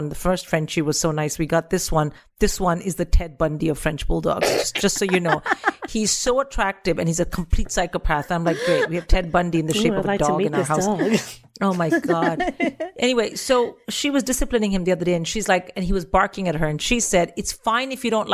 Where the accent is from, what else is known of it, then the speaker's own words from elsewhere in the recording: India; as an Indian